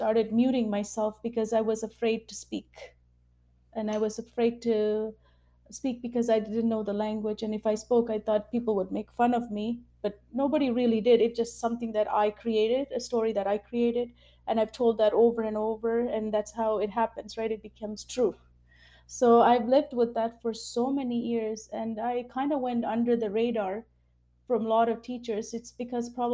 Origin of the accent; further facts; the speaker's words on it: Vancouver, British Columbia, Canada; English is a second language; also born or lived in Sri Lanka; I moved to Canada when I was 6 years old. So I moved from Sri Lanka